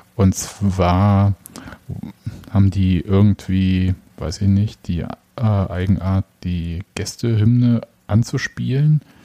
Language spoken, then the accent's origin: German; Leipzig, Saxony, Germany; als gebürtiger Leipziger